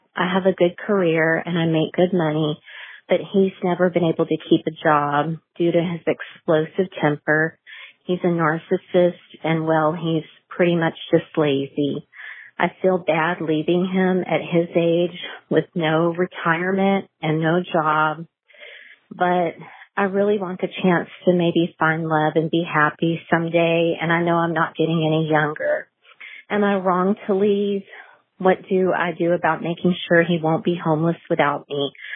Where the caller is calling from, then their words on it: Texas, United States; I'm calling from Texas